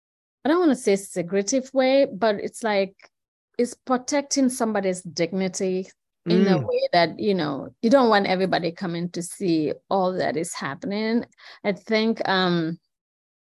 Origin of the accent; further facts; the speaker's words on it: Gambia; now in Madison, United States; I'm from the Gambia, that's in West Africa